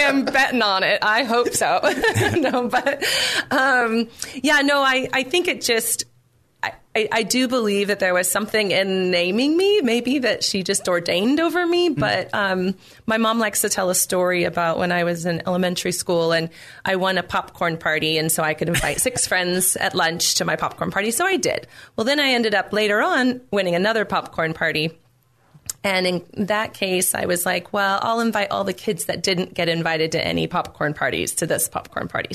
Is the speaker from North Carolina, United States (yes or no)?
no; Temecula, California, United States; I grew up in Temecula um, in a very solid home